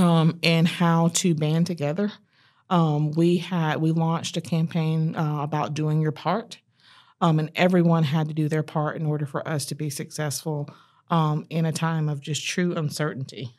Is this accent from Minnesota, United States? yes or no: no; Fayetteville, North Carolina, United States; moved away as an adult; also born or lived in Chapel Hill, North Carolina; now in Charlotte, United States; I'm born and raised in Fayetteville, North Carolina.